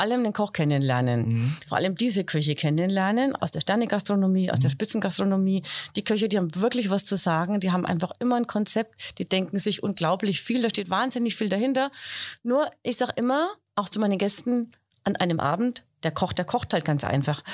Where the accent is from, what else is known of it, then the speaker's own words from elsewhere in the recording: Heroldsberg, Bavaria, Germany; ich komme ja aus Heroldsberg, ich mhm, wohne